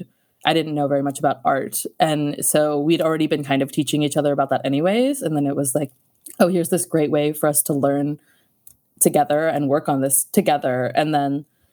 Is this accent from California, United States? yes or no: yes; Bay Area, California, United States; now in Los Angeles, United States; growing up in the Bay Area